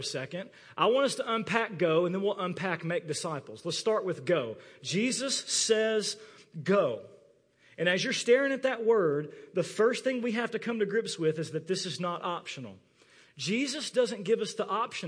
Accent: United States; growing up in the American church

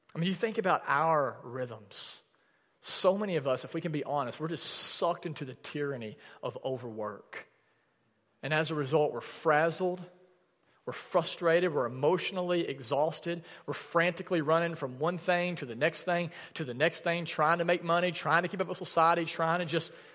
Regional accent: the South, United States; growing up in the South

